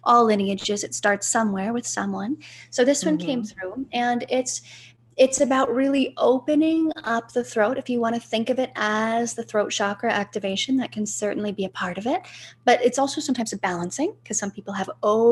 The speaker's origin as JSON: {"language": "English", "region": "Ohio", "country": "United States", "tie": "born or raised there", "said": "I'm from Ohio"}